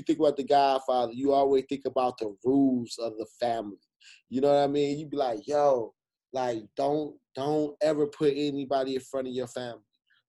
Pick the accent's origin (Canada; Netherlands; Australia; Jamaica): Jamaica; I got to hit Jamaica. And I'm Jamaican, shit.